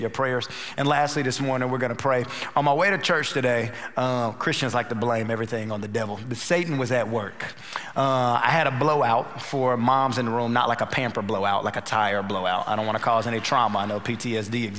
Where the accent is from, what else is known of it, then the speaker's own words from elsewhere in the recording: North Carolina, United States; also born or lived in Dallas; now in Houston, United States; We're originally from North Carolina.